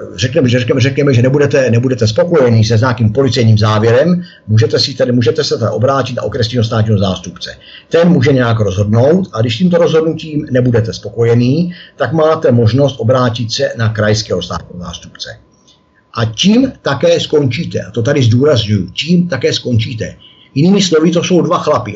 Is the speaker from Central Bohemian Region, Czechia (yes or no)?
yes; Mělník, Central Bohemian Region, Czechia; jsem mraveneček z Mělníka